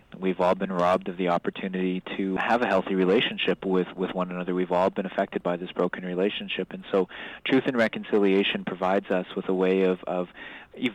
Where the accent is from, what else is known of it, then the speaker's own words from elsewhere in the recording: Canada; I feel proud about being a Canadian